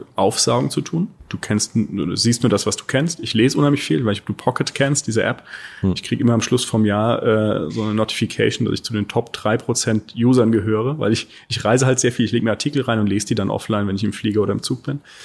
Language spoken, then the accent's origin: German; Rhineland-Palatinate, Germany; now in Berlin, Germany; Ich komme aus der Pfalz